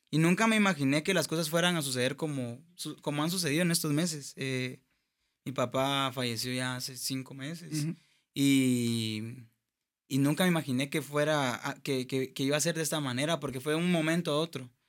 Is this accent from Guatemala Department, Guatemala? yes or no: no; Escuintla, Guatemala; Yo nací en Squintla